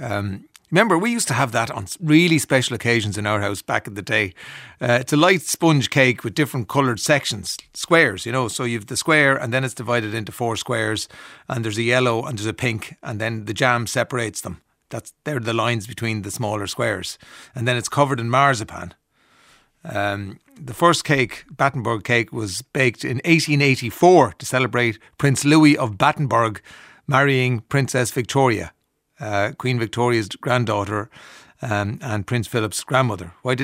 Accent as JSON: {"language": "English", "country": "Ireland", "said": "Yeah, well, because we're Irish, you know, and you go up and you don't know who's behind the counter"}